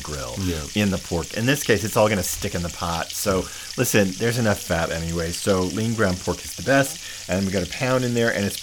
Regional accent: the South, United States; growing up in the South

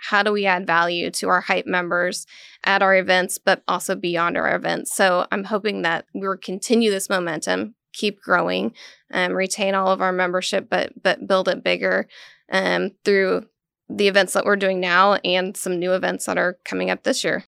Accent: Western Kansas, United States; now in Manhattan, United States; I grew up in Little Western, Kansas

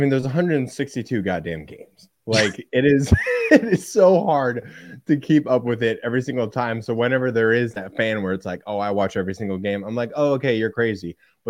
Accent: Central Illinois, United States; I'm from Central Illinois

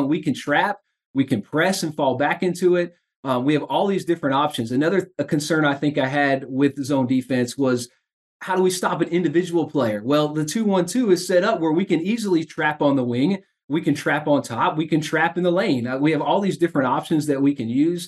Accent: Indiana, United States; moved away; I grew up in Indiana

